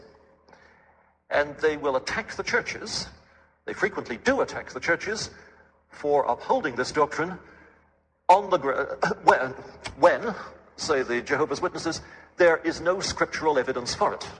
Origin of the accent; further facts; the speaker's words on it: England, United Kingdom; now in Canada; the Anglican prayer book as I was brought up on it in England